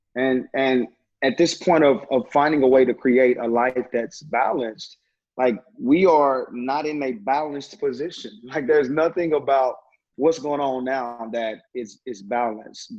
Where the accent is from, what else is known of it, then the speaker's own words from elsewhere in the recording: Terrell, Texas, United States; now in Dallas, United States; I hail all the way from Terrell, Texas